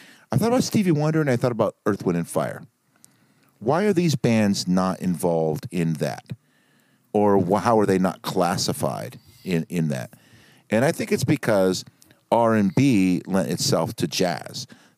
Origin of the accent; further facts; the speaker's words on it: Brooklyn, New York, United States; You know, there was a time when I was coming up as a younger man growing up in Brooklyn.